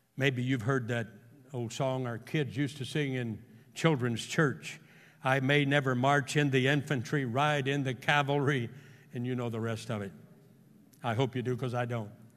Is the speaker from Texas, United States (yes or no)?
yes; Houston, Texas, United States; he and I grew up together in Houston